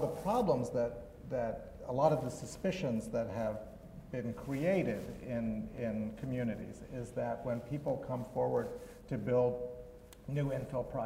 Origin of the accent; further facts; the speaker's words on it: Switzerland; now in United States; I'm from Switzerland originally